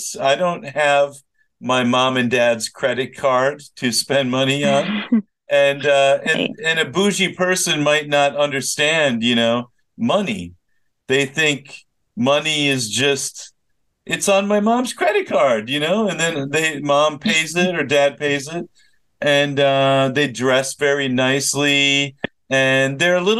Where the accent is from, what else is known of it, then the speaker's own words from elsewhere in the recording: Minnesota, United States; moved away; I grew up in Minnesota